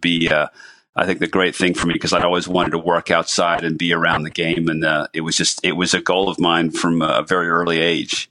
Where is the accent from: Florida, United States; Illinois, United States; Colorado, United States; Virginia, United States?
Florida, United States; New Smyrna Beach; my hometown of New Smyrna Beach, Florida